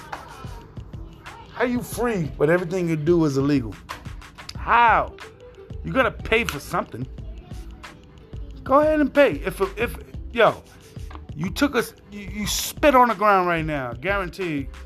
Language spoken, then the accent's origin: English; New York City, New York, United States; now in Upstate New York, United States; When I was born and raised in New York City